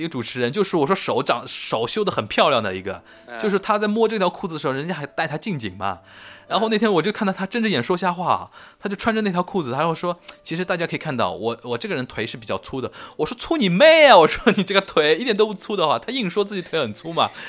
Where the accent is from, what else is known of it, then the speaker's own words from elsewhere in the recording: Shanghai, China; 这种话其实真的只有我们上海人自己才能这么说，其他地方的人说，然后又那么又有人又不买账，你说对吧？